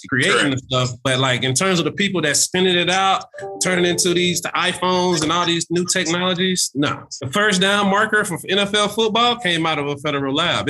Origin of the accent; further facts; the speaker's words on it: South Carolina, United States; moved away as an adult; now in Rancho Cucamonga, United States; growing up in South Carolina look a lot different than, you know, now being here adjacent to Los Angeles